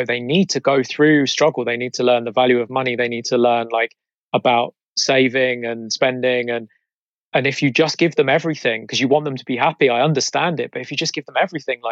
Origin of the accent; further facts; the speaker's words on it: Croydon, London, United Kingdom; I grew up in South Croydon in a little area called Purley.